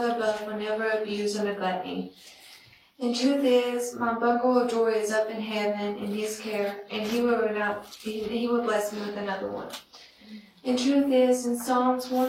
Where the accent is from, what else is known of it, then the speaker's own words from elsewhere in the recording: Duffield, Virginia, United States; I'm from Duffield, Virginia.